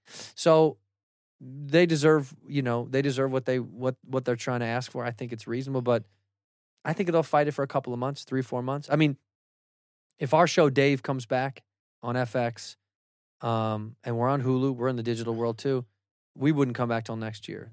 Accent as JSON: {"language": "English", "town": "Chicago", "region": "Illinois", "country": "United States", "said": "I'm from Chicago, I'm from the Midwest"}